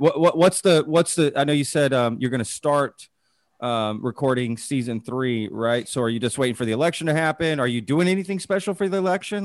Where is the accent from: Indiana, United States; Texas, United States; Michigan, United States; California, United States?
Texas, United States; Dallas; now in Austin, United States; I grew up in Dallas